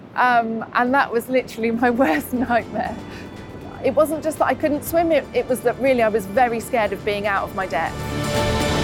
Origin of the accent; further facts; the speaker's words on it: Buckinghamshire, South East England, United Kingdom; moved away as an adult; now in Newquay, United Kingdom; originally, I'm from Buckinghamshire.